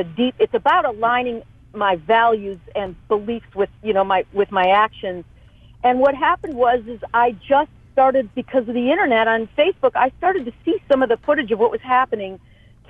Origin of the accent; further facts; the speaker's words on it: Chicago, Illinois, United States; I'm from Chicago